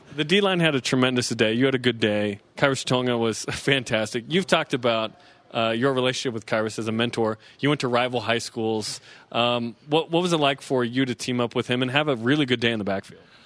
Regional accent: West Jordan, Utah, United States; I'm from West Jordan

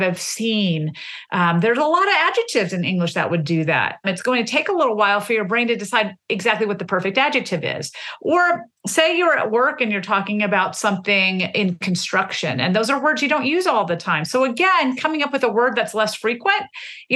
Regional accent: the South, Southern United States, United States; the way I mark myself as different as a Southerner is through my language. I never want to be misconstrued as a Northerner, and therefore I'm going to say y'all as much as I want.

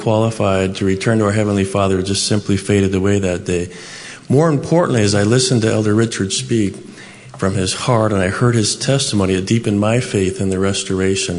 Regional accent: Pacific Northwest, United States; I grew up in the Pacific Northwest

